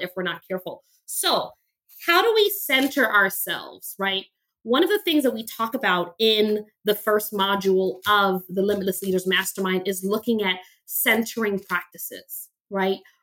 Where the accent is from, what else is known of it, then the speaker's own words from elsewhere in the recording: New York City, New York, United States; I grew up very poor in Crown Heights, Brooklyn